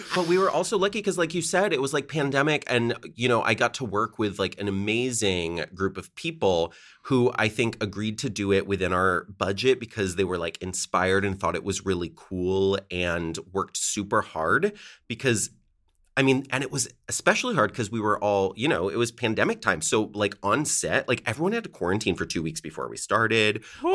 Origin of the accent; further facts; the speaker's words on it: Connecticut, United States; moved away as an adult; also born or lived in Chicago / Seattle; I grew up in Connecticut